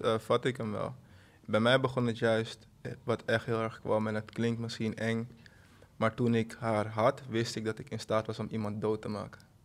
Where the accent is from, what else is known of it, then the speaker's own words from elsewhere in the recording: Suriname; ik ben van Suriname.